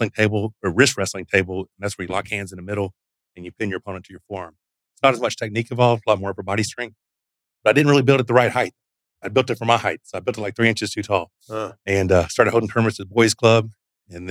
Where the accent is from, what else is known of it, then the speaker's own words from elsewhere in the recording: Arkansas, United States; I grew up in Arkansas. So I'm just a country boy, redneck from Arkansas